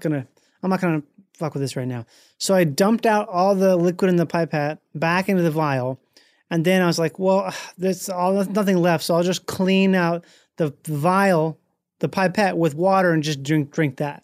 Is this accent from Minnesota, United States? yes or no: yes; Rochester, Minnesota, United States; Grew up in Minnesota.